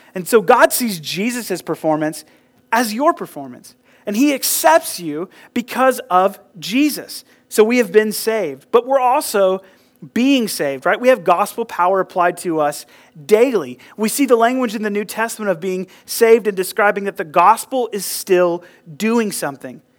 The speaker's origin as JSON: {"language": "English", "country": "United States", "tie": "born or raised there", "said": "I grew up here in Burke County in the South"}